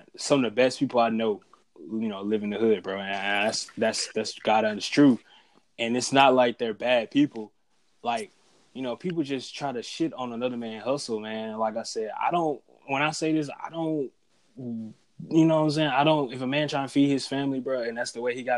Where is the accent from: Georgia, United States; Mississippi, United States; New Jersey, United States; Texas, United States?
Mississippi, United States; Byram; now in Jackson, United States; I grew up in Byram